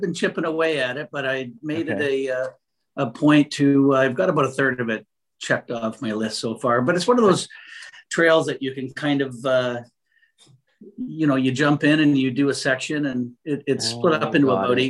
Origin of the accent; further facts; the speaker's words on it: Canada; living this far north and being a Canadian